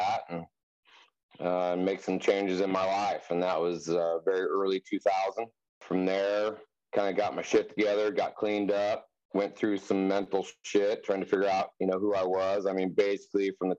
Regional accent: Wheat Ridge, Colorado, United States; now in Durango, United States; I was born and raised in Wheat Ridge, Colorado, on the Front Range near Denver

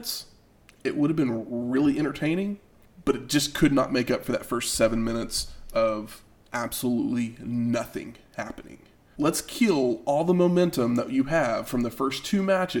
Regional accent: Oklahoma, United States; I'm from Oklahoma

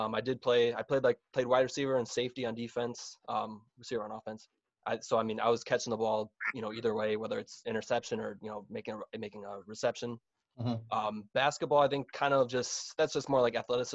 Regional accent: Ohio, United States; I'm from Ohio

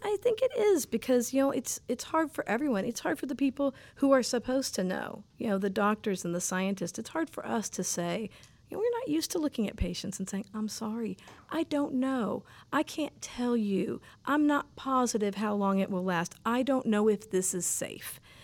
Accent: Fort Lauderdale, Florida, United States; I am from South Florida, Fort Lauderdale, Florida. Um, the water, the ocean, boats, canals, palm trees, salt, water, breezes, um, international people, wonderful food. Sunshine.

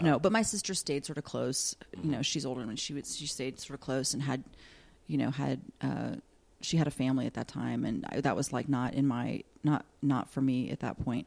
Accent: Columbus, Ohio, United States; growing up in Columbus, Ohio, which is a college town

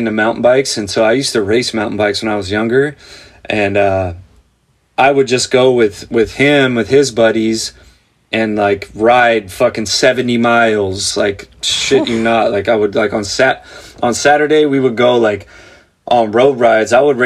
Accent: Santa Clarita, California, United States; I grew up in a place called Santa Clarita

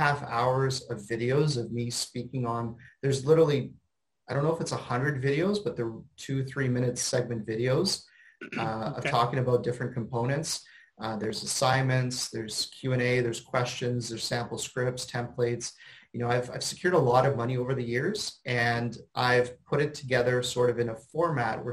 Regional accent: Canada; I'm a Canadian

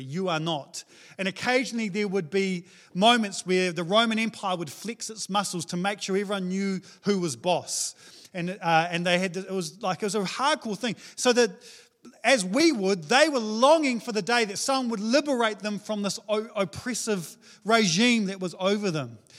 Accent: New Zealand; I'm a Kiwi male

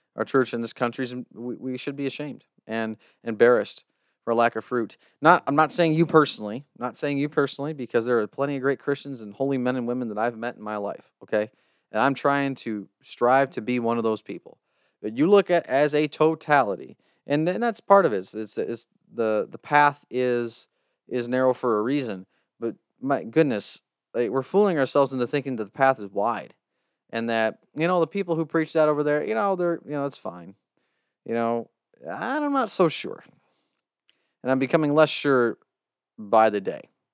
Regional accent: United States

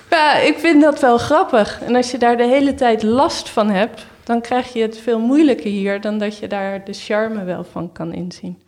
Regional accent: Netherlands; moved away as an adult; now in Berlin, Germany; we wel als Nederlander

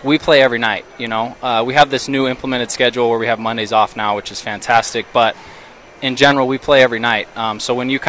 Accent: Utah, United States; I'm from Utah, so yeah. I mean, I grew up playing at elevation

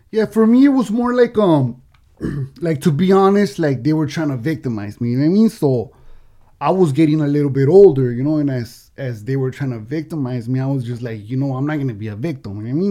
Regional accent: Oxnard, California, United States; I'm from El Rio gang, right? So in Oxnard

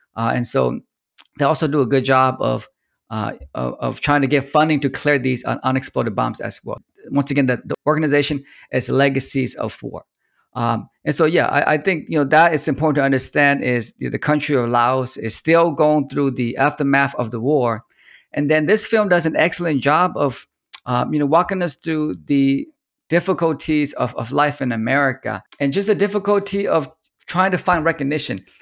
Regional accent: Sacramento, California, United States; I grew up in Sacramento

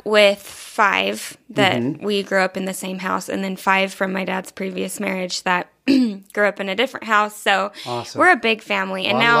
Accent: Provo, Utah, United States; I'm from Provo, originally, actually. Yeah, born and raised in the heart of Provo.

